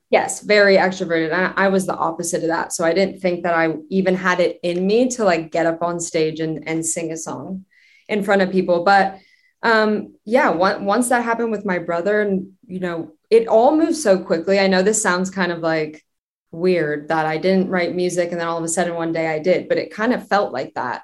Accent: Westlake Village, California, United States; also born or lived in North Hollywood, Los Angeles; I grew up in the suburbs about 30 minutes from Los Angeles in a town called Westlake Village

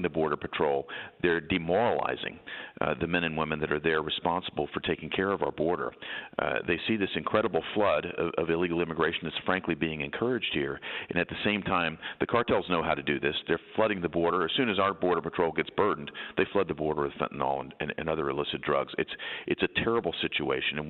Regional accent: Tennessee, United States; my home state of Tennessee

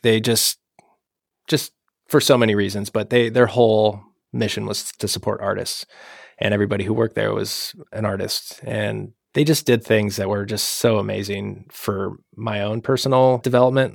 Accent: Washington, United States; moved away; also born or lived in Idaho; I'm from Washington State originally

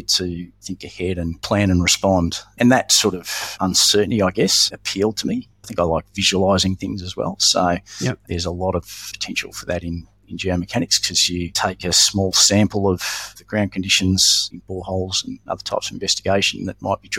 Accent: Melbourne, Victoria, Australia; also born or lived in Brisbane; I grew up predominantly in Melbourne with a brief stint in Brisbane

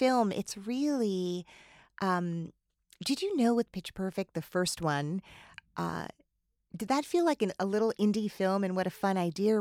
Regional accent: New Jersey, United States; I grew up in New Jersey

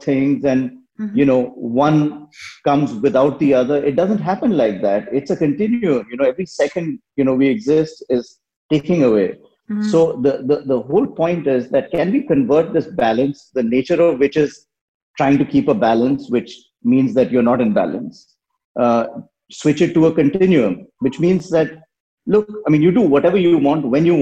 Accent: India; moved away; I grew up in India and I've worked everywhere and lived in many parts of the world.

